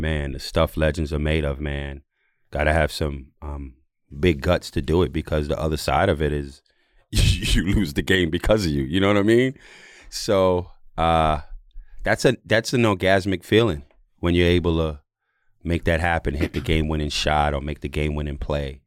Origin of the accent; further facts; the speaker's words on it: New York City, New York, United States; also born or lived in Jamaica; I'm Jamaican. I'm from New York.